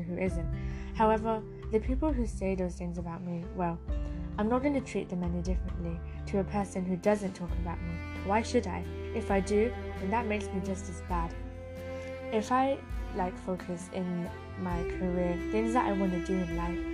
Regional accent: United Kingdom; I am a British Bangladeshi

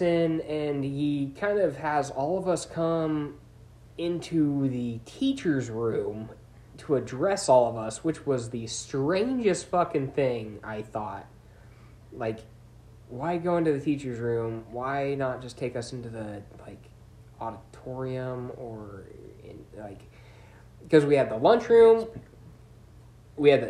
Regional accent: United States; growing up in Washtenaw

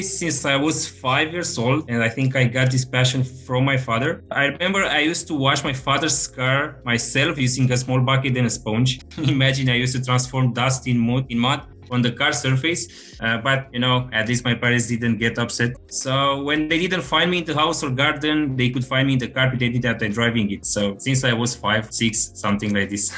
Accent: Romania; moved away as an adult; now in Germany; I'm originally from Romania

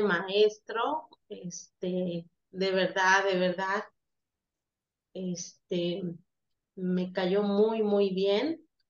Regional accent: Veracruz, Mexico; soy de acá de Veracruz

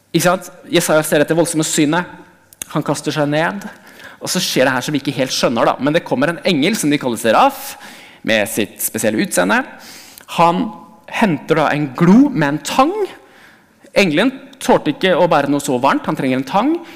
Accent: Hamar, Innlandet, Norway; moved away; Jeg kommer fra Hamar, og jeg kjørte forbi der hvor den menigheten jeg gikk i som barn, var

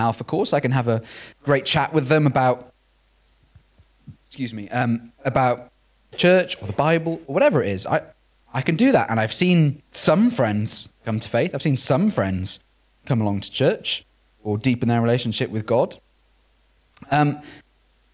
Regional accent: Wales, United Kingdom; growing up in Wales

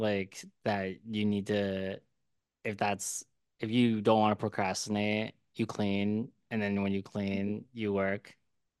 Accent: Philadelphia, Pennsylvania, United States; So I'm from Philly

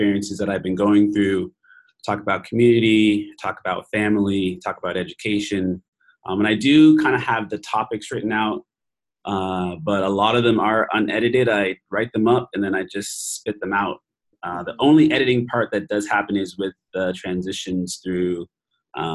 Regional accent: Preston, Nova Scotia, Canada; moved away as an adult; now in Singapore; I'm a teacher from Nova Scotia, Canada. I'm from Preston, which is largest Black communities together in Canada.

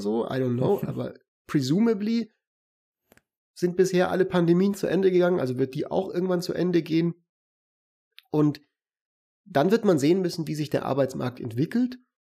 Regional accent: Germany; bei uns in Deutschland

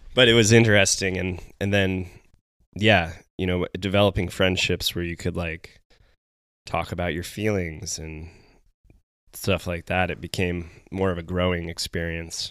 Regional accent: Carlsbad, California, United States; moved away as an adult; also born or lived in Arizona; now in Bend, Oregon, United States; We grew up in Carlsbad together

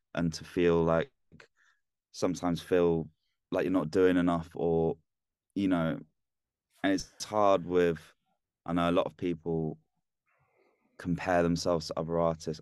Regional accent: London, United Kingdom; now in Leeds, United Kingdom; I'm from down south. I was born in London, but I, yeah, I just live up here

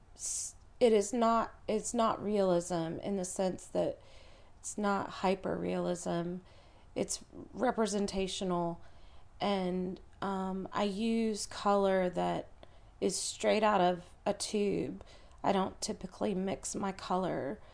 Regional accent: Chattanooga, Tennessee, United States; moved away; also born or lived in California; I was born and raised in Chattanooga.

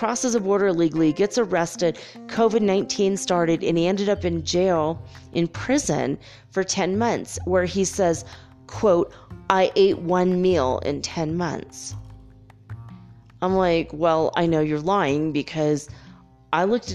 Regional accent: United States; me being American

